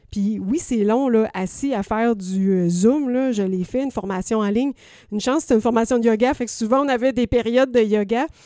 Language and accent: French; Quebec, Canada; Oui, je viens du Bas-Saint-Laurent, fait que j'ai appris à faire des beaux A, ma mère.